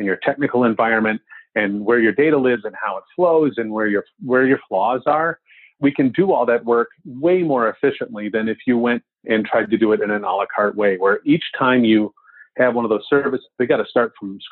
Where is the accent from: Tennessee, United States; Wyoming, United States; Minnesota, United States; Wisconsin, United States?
Wisconsin, United States; I'm from Wisconsin